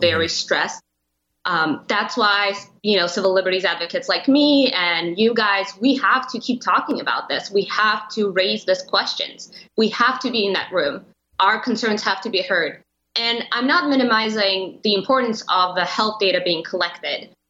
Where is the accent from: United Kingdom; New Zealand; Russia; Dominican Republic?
Russia; also born or lived in Europe; now in United States; And I was born and I grew up in Russia, and I've lived around Europe for a while.